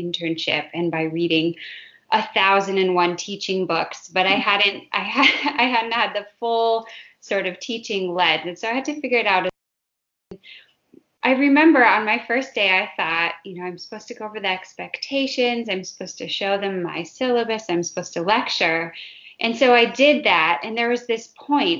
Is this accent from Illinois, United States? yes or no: no; Minnesota, United States; I grew up in Minnesota